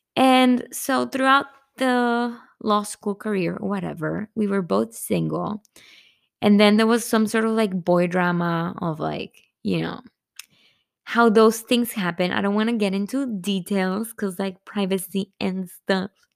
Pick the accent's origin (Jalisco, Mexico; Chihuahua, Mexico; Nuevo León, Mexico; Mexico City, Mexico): Nuevo León, Mexico; Monterrey; moved away; I'm from Monterrey.